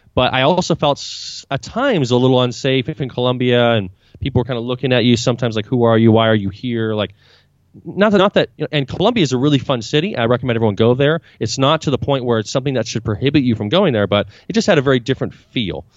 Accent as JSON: {"language": "English", "town": "Vancouver", "region": "British Columbia", "country": "Canada", "moved": "yes", "lives_now": "Buenos Aires, Argentina", "said": "I'm originally Canadian. I'm from Vancouver, British Columbia"}